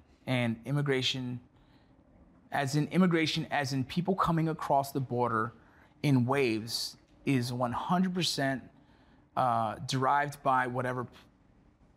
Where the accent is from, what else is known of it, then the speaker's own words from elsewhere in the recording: Los Angeles, California, United States; growing up here